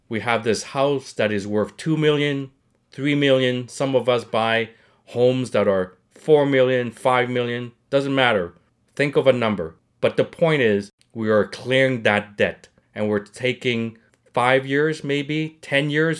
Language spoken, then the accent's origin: English; Montreal, Quebec, Canada; I'm not born in Canada. I came to Montreal when I was very young